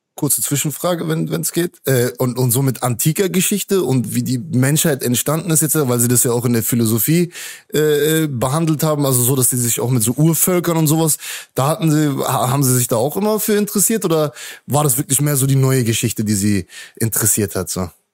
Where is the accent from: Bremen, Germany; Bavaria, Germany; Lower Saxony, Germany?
Lower Saxony, Germany; Hanover; moved away as an adult; now in Mexico; Das ist meine Heimat, da bin ich geboren